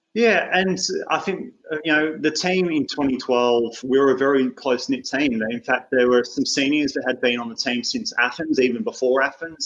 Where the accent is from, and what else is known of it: Australia